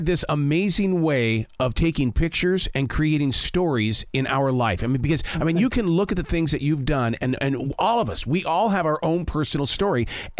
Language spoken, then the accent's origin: English; Montana, United States; I grew up in Montana raising pigeons.